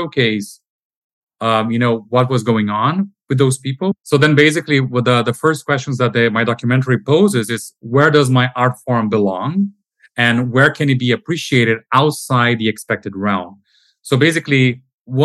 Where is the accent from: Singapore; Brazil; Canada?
Brazil; moved away as an adult; now in Amsterdam, Netherlands; I'm originally from Brazil